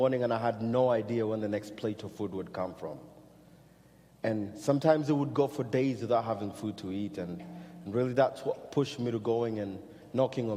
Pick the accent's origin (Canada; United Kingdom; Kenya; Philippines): Kenya; moved away; growing up in Kenya